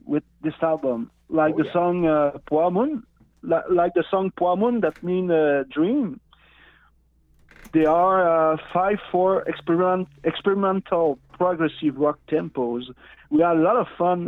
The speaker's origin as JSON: {"language": "English", "area": "Innu Nation", "region": "Quebec", "country": "Canada", "first_language": "Innu", "second_language": "English", "said": "I'm from Innu Nation. This is an indigenous tribe in Quebec province."}